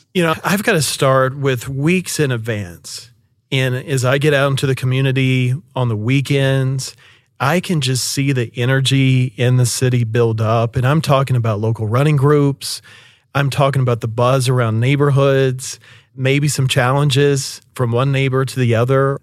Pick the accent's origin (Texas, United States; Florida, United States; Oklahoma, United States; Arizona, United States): Oklahoma, United States; Shawnee; moved away as an adult; also born or lived in Seminole, Oklahoma; being a native from Oklahoma City metro area, I was born and raised in Shawnee and Seminole